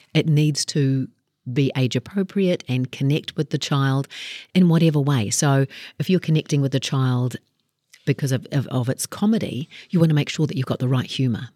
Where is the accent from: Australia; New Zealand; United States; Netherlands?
New Zealand; Kaikohe, Northland; I grew up in Kaikoi and, uh, looked at the options that we had up there